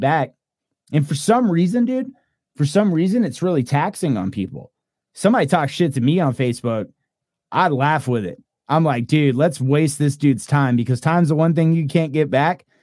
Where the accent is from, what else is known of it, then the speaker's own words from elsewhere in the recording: Texas, United States; We're Texans